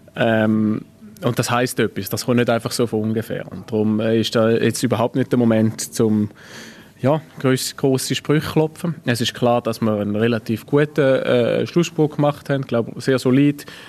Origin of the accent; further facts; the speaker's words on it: Frauenfeld, Thurgau, Switzerland; moved away as an adult; now in Basel, Switzerland; dass meine Heimat halt äh, ja, Frauenfeld ist